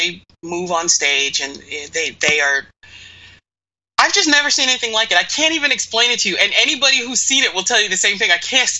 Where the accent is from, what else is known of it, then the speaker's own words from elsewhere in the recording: Eastern Pennsylvania, United States; I grew up a theater kid. Mm-hmm. And I can remember lots of times where my mother and I... I'm from Eastern Pennsylvania, and it's not that far from New York City.